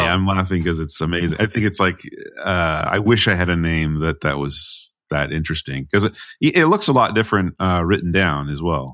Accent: New England, United States; as an American, someone that's grown up in New England

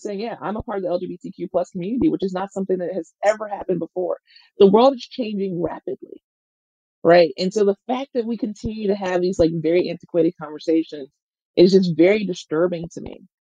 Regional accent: Mississippi, United States; moved away; I'm from Mississippi

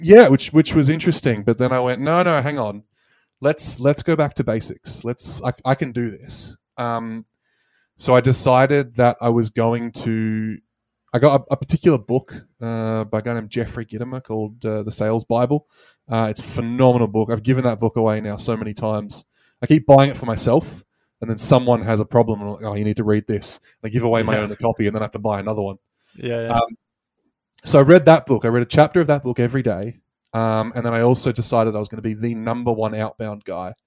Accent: Australia; moved away; I'm originally an Aussie

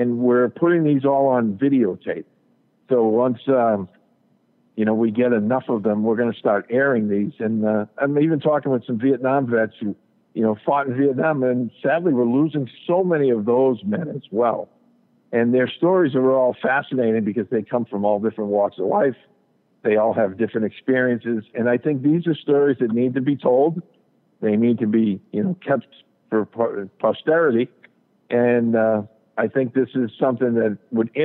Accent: New England, United States; we have a local cable television station here in my hometown

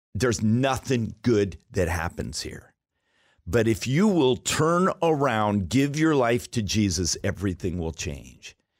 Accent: Alaska, United States; I was raised in Alaska

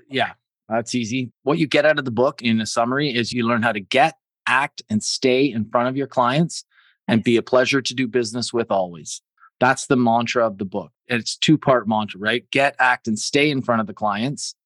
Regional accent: Canada; being Canadian

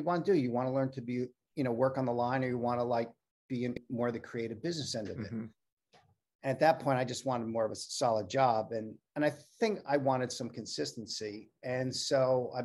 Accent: New York City, New York, United States; I grew up in New York

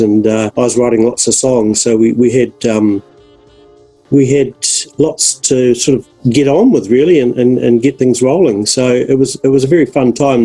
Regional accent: Dunedin, Otago, New Zealand; moved away; also born or lived in Christchurch; I was from Dunedin

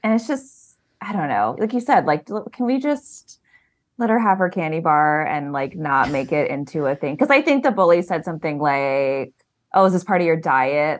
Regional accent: Lincoln, Nebraska, United States; moved away; I'm originally from Lincoln, Nebraska

